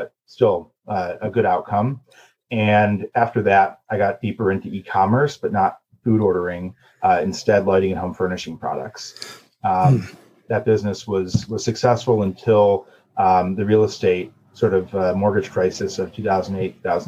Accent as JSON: {"language": "English", "town": "Cleveland", "region": "Ohio", "country": "United States", "tie": "born or raised there", "also_born_or_lived": "New York", "said": "I grew up in Cleveland"}